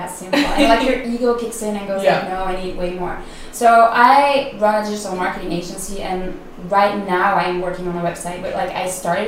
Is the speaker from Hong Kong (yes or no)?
no; Belgium; moved away; also born or lived in Netherlands; I'm originally from Belgium